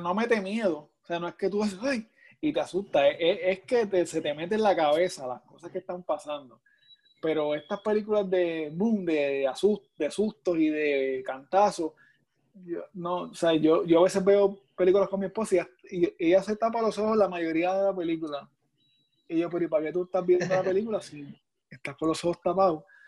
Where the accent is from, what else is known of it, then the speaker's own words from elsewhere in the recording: Puerto Rico; de aquí de Puerto Rico y de aquí de mi pueblo, de Urabo